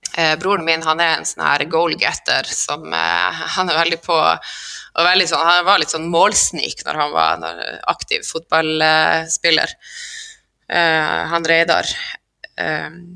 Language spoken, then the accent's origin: Norwegian; Skjervøy, Troms, Norway; moved away; Skjervøy er ei knøttlita øy helt i Nord-Troms, på grensa til Finnmark. Der er jeg ifra